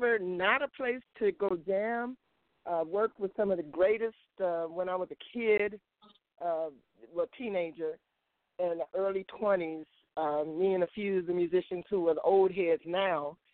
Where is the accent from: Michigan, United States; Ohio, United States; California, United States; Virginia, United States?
Michigan, United States; Detroit; I was born and raised in Detroit